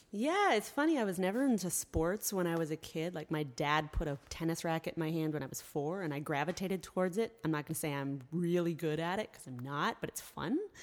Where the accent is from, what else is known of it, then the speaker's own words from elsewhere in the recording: Columbia, Tennessee, United States; also born or lived in Michigan; I grew up here in Columbia, a little bit south